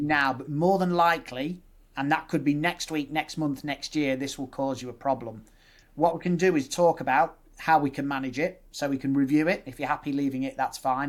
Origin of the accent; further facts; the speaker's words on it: Nuneaton, West Midlands, United Kingdom; moved away as an adult; now in Leeds, United Kingdom; I'm born and bred in the Midlands. Mum and dad are all Irish, so they moved over. Um, grew up in the Midlands in Nuneaton